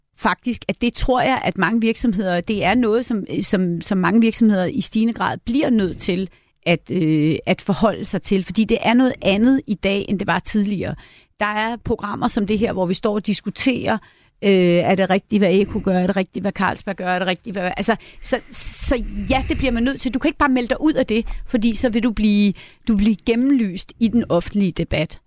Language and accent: Danish; Møn, Zealand, Denmark; moved away; Nu kommer jeg jo fra Møn, øh, hvor jeg er vokset op